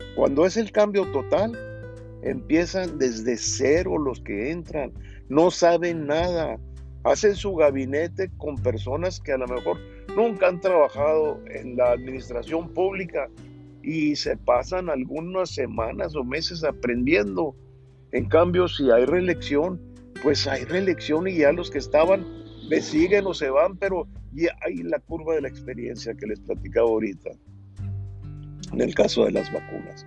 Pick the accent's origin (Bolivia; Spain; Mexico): Mexico; todos somos mexicanos